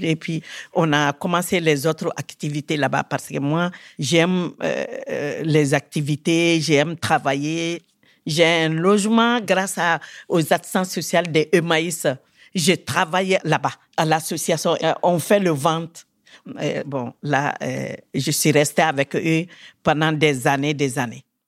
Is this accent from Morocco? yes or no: no; Mali; also born or lived in Bamako; now in France; je suis du Mali. Karamkola, c'est mon village euh, natal. Il est à 100 km de Bamako